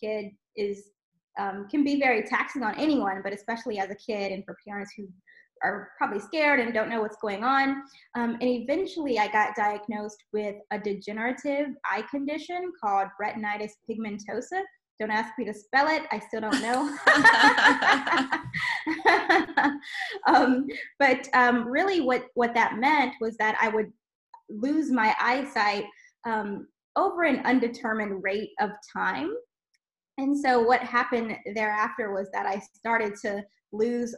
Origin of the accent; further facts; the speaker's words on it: South Louisiana, United States; we grew up in South Louisiana and had just a really beautiful childhood